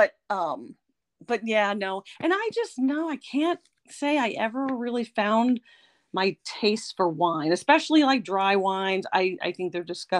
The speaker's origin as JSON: {"language": "English", "town": "Apple Creek", "region": "Missouri", "country": "United States", "tie": "born or raised there", "also_born_or_lived": "Frohna, Missouri", "said": "Born and raised in Apple Creek, Missouri, big town there"}